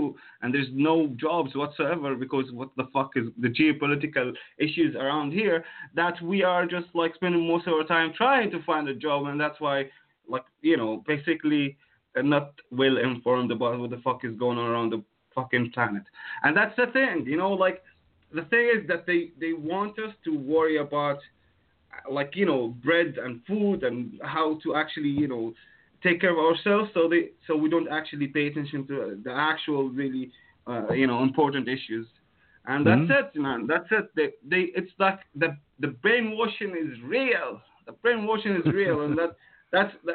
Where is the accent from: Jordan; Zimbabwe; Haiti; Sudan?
Jordan; from Jordan